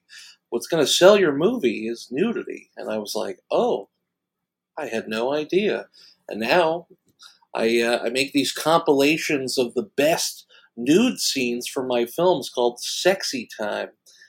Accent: New York City, New York, United States; also born or lived in Long Island, New York; now in California, United States; I'm from Queens, New York, originally, and then my parents wanted to own a home, so we moved to Long Island, and my family is still in New York, and I'm in California.

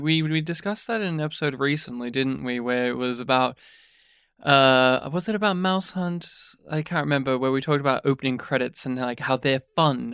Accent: Australia; growing up in rural Australia, my hometown specifically did have a, a cinema.

